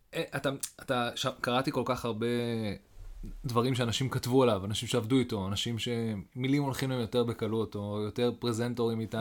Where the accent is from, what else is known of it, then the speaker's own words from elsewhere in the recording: Haifa, Haifa District, Israel; אני גדלתי בחיפה